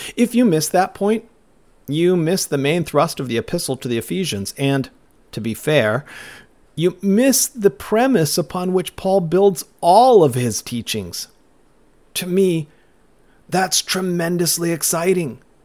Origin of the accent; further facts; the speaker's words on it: Cottonwood, Minnesota, United States; my hometown of Cottonwood, Minnesota